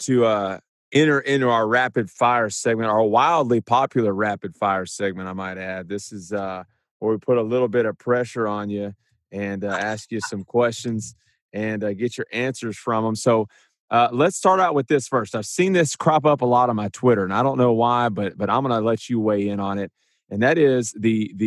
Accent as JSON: {"language": "English", "town": "Huntsville", "region": "Texas", "country": "United States", "tie": "born or raised there", "said": "I grew up in Huntsville and so played at Bauer Stadium there"}